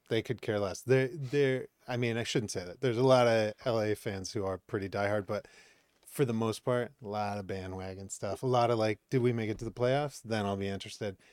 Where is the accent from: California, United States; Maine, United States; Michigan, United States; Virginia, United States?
Maine, United States; moved away as an adult; also born or lived in Boston; now in Los Angeles, United States; I grew up in Maine